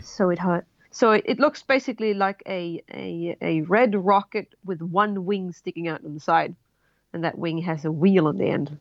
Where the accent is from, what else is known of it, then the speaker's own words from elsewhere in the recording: Sweden; moved away as an adult; also born or lived in Colorado, United States; now in New Zealand; I'm originally from Sweden. Moved to um, Colorado in the U.S. Um, about 12 years ago for love.